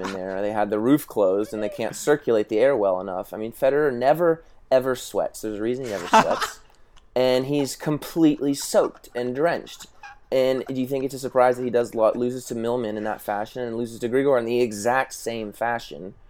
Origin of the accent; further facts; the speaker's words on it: Tulsa, Oklahoma, United States; I grew up playing in Tulsa